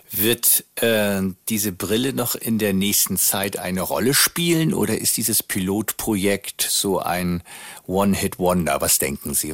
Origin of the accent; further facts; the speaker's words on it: Northern Germany, Germany; sind wir als Norddeutscher immer nach äh, Österreich gefahren